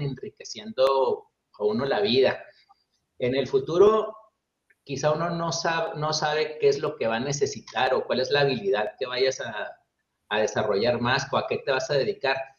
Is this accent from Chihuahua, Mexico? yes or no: yes; Chihuahua, Mexico; also born or lived in Monterrey; soy mexicano, nací en la ciudad de Chihuahua, en el estado de Chihuahua, en el norte de México